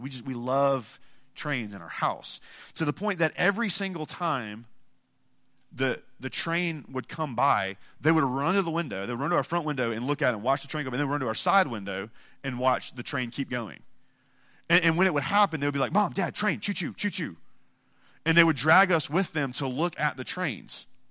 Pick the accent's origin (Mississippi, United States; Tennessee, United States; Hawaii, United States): Mississippi, United States; I'm from Mississippi.